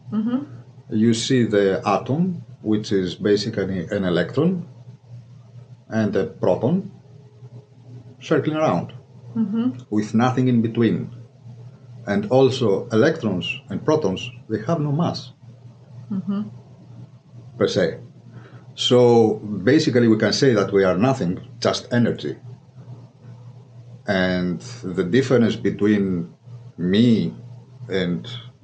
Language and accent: English; Greece; moved away as an adult; back in Greece I was a physical therapist for almost 9 years